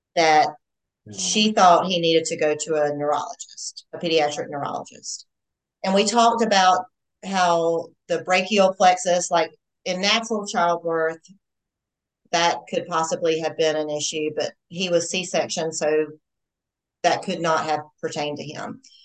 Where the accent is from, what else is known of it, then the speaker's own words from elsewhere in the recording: Georgia, United States; I'm a Georgia girl. Not that you can probably tell I'm from the South or anything